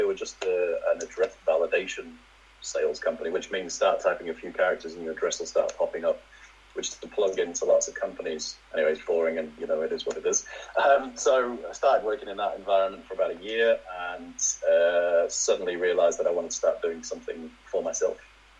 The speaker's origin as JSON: {"language": "English", "town": "Leeds", "region": "Yorkshire and the Humber", "country": "United Kingdom", "tie": "born or raised there", "also_born_or_lived": "Manchester / Scunthorpe", "said": "I'm originally from Leeds, but I sort of spent places. I was in Manchester for a while. My dad used to work for Mobil as a lorry driver. So we've sort of moved around a bit and ended up in a place called Scunthorpe."}